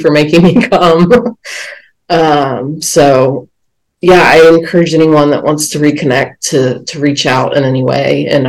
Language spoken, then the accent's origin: English; Dunwoody, Georgia, United States; moved away; also born or lived in Rome, Georgia; And I said, Dunwoody.